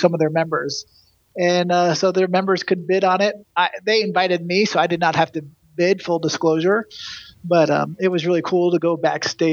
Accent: Connecticut, United States; now in Los Angeles, United States; I grew up in Connecticut

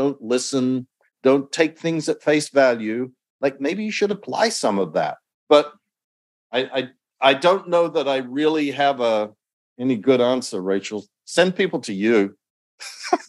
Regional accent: Australia; when I was growing up in Australia

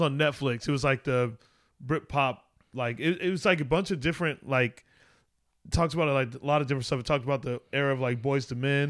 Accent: Arizona, United States; I grew up in Arizona. That's how I explain it to people. I grew up in Arizona

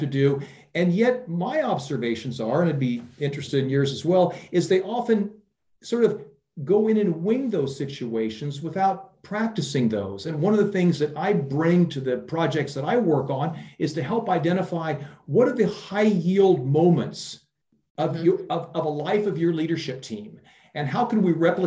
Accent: Iowa, United States; moved away as an adult; also born or lived in Silicon Valley, United States; now in Europe; I'm originally from Iowa, which is the middle part of the United States.

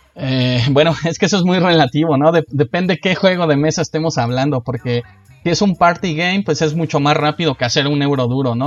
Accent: Guanajuato, Mexico; now in Mexico City, Mexico; yo no vivía aquí en la ciudad, somos de otro estado, somos de Guanajuato

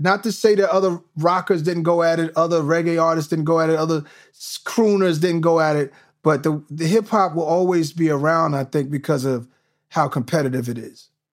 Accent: New York, United States; all of these things I'm watching growing up in New York, it gave me a piece of everything

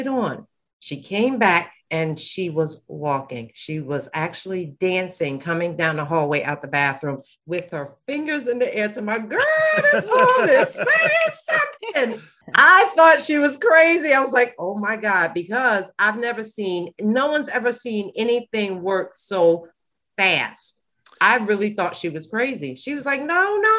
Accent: Bergen County, New Jersey, United States; I'm from Bergen County

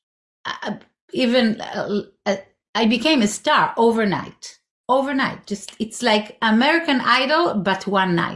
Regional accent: Israel; moved away; I grew up in Israel. I was born there.

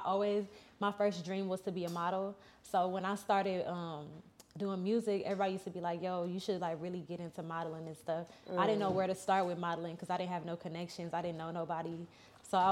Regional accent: Atlanta, Georgia, United States; also born or lived in Virginia; I was born in Virginia. I was raised in Atlanta. I came to Atlanta when I was like a baby. And I've been here ever since.

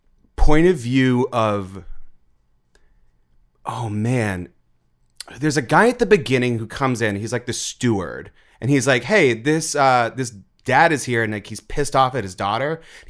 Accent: Andover, Massachusetts, United States; Oh, Andover High School in Andover, Massachusetts.

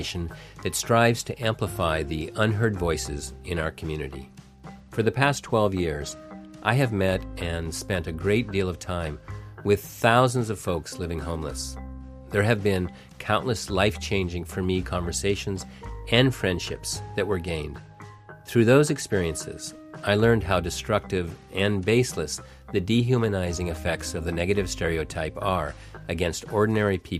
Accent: Seattle, Washington, United States

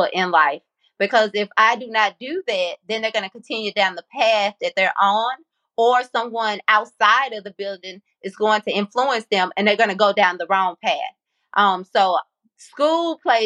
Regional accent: Columbia, Mississippi, United States; also born or lived in Jackson, Mississippi; am originally from Columbia, Mississippi, the home of Walter Payton

